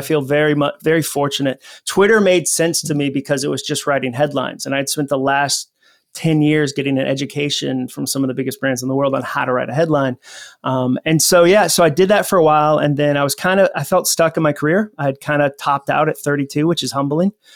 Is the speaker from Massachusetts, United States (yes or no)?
yes; Massachusetts, United States; also born or lived in Atlanta; now in Nashville, United States; I grew up in Massachusetts